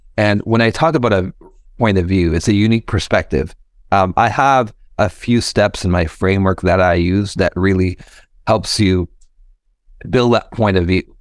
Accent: Fort McMurray, Alberta, Canada; now in Toronto, Canada; I was born and raised in Fort McMurray, Alberta

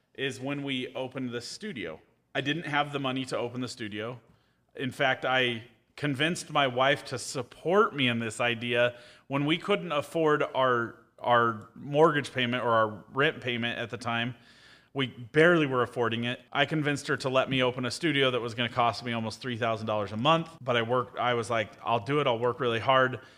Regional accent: Caldwell, Idaho, United States; I was born in Caldwell, Idaho

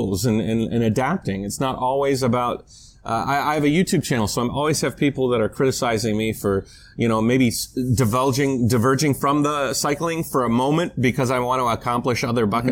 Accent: United States; moved away; I'm an American

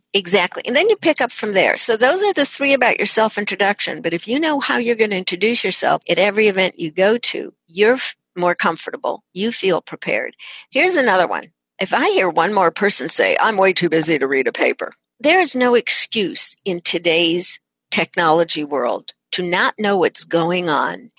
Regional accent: San Francisco, California, United States; I'm from San Francisco

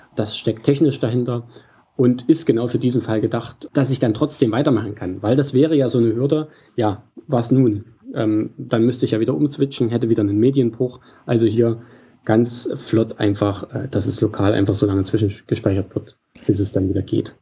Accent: Central Germany, Germany; also born or lived in Leipzig, Saxony; Ursprünglich auch äh, stamme ich aus, aus der Region, nicht direkt Leipzig, aber Mitteldeutschland.

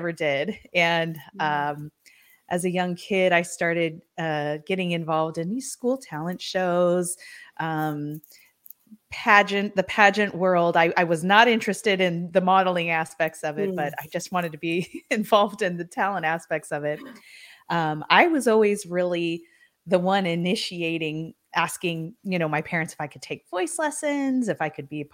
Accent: San Diego, California, United States; also born or lived in East Coast; So we moved from the East Coast back to San Diego, where most of my family was from originally. My parents were from there originally. So we kind of came back and settled here. By that time, I was in junior high

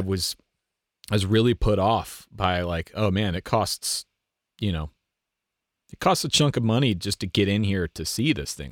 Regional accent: United States; as an American

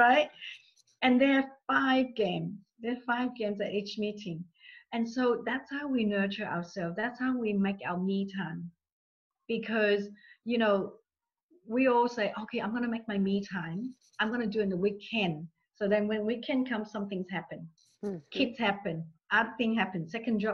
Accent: Australia; English is a second language; I'm from Australia, a few of us from Australia.

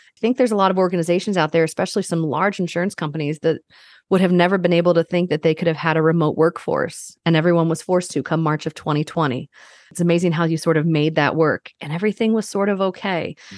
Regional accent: Northern Virginia, United States; moved away as an adult; also born or lived in Caribbean island / Denver, Colorado / Oklahoma / Colorado; growing up in Northern Virginia for the most part

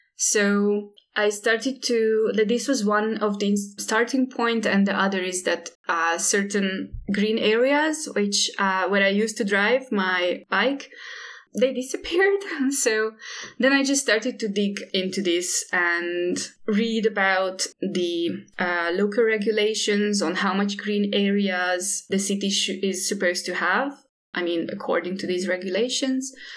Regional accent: Hungary; also born or lived in Indonesia; I'm based in Budapest and, and I'm from Hungary

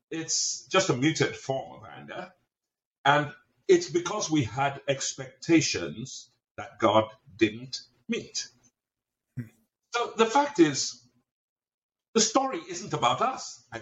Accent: England, United Kingdom; now in United States; I'm Nigerian. I grew up in the UK, in England. I've lived on just about every continent. And I've spent the last 30 something odd years in America.

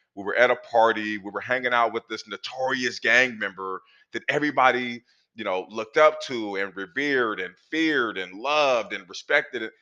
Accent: Portland, Oregon, United States; I grew up in Northeast Portland in the 80s

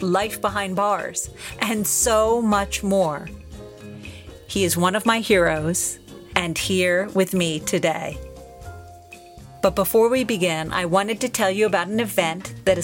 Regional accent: Philadelphia, Pennsylvania, United States; we are both Pennsylvanians. I'm from the Philadelphia side

